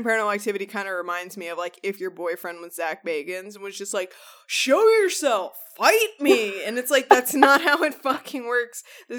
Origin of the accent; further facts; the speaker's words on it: Texas, United States; we're from Texas